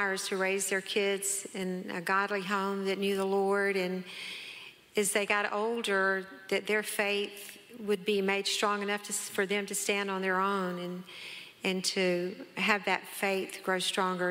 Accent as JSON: {"language": "English", "town": "Fitzgerald", "region": "Georgia", "country": "United States", "tie": "born or raised there", "moved": "as an adult", "lives_now": "Kennesaw, United States", "said": "we both grew up in South Georgia, Fitzgerald, a small little town"}